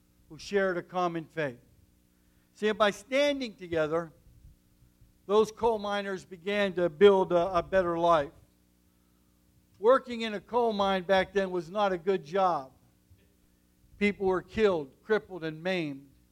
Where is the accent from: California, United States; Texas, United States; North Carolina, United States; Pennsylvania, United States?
Pennsylvania, United States; Nemacolin; I came from coal country, from the mountains and the valleys of southwestern Pennsylvania, from a small town called Nemacolin